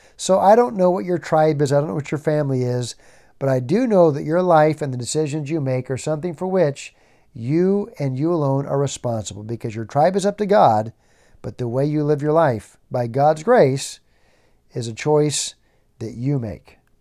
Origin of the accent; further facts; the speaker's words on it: Tennessee, United States; I was born in Tennessee